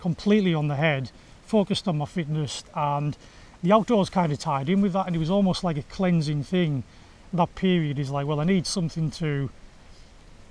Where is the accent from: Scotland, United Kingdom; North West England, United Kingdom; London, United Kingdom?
North West England, United Kingdom; Egremont; I grew up in Egremont in West Cumbria